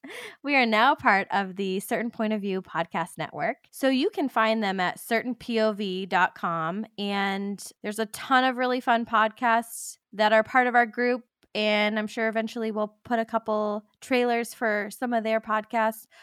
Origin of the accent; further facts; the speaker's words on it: California, United States; we're from California